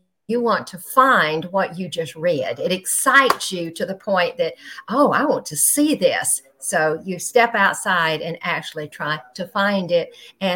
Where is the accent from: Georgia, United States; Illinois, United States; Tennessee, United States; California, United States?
Georgia, United States; now in Panama City, United States; originally from Georgia